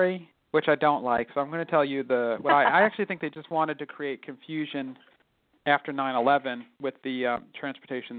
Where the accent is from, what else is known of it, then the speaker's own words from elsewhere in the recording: New York, United States; moved away as an adult; now in Los Angeles, United States; I grew up in New York and spent all my time as an artist on the East Coast